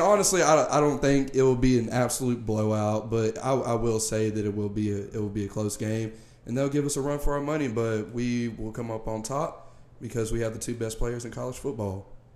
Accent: Alabama, United States; I am from Alabama

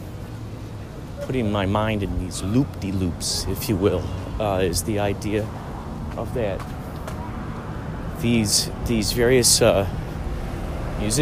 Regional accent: near Rosemont, Illinois, United States; moved away; near my hometown, Rosemont

